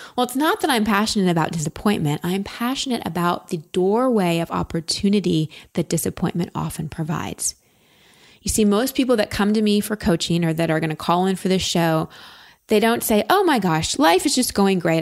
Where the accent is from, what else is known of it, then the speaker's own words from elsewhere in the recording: Texas, United States; I'm from Texas and hair's a big thing there